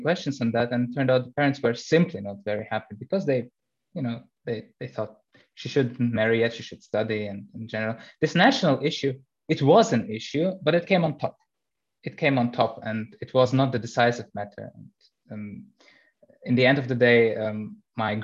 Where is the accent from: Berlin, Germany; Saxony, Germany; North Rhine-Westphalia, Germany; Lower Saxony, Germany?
Berlin, Germany; moved away as an adult; now in Bavaria, Germany; I was born 1993 in Berlin, already in Germany